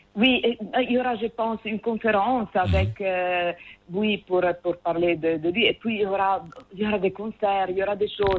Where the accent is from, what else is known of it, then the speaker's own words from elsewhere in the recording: Calabria, Italy; French is a second language; moved away as an adult; now in Morocco; je suis du sud, de l'Italie du sud